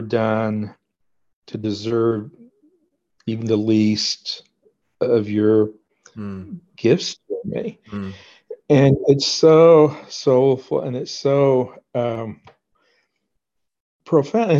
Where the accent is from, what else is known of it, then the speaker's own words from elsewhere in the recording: Oklahoma, United States; I grew up in Oklahoma, where I am now.